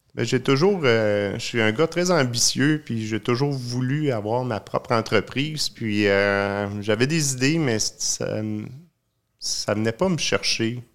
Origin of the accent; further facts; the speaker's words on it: Sherbrooke, Quebec, Canada; je suis natif de Sherbrooke. Euh, je suis né là